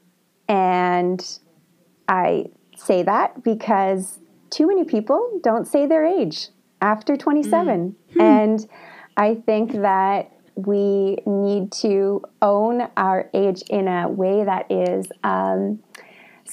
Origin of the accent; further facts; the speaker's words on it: Fort St. John, British Columbia, Canada; now in Quebec, Canada; I grew up in northern British Columbia. So I live in Quebec now